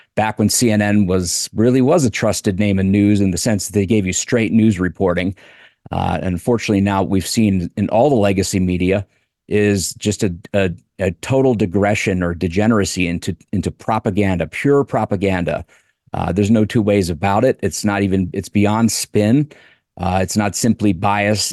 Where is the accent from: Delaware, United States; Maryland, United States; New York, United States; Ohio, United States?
Delaware, United States; I grew up in Delaware